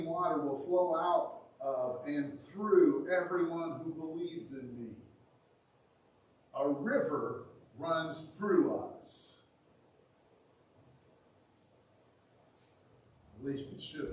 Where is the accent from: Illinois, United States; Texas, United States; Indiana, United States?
Indiana, United States; now in Michigan, United States; My home state of Indiana, a wonderful place to be from.